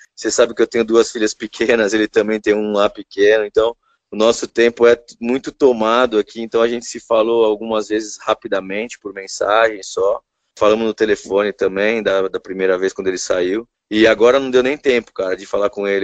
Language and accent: Portuguese; São Paulo, Brazil; born or raised there; also born or lived in Rio de Janeiro